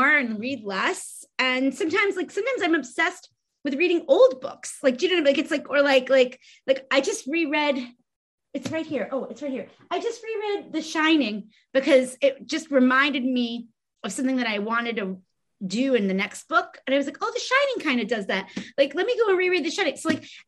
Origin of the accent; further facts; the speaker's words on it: New York City, New York, United States; I'm from Brooklyn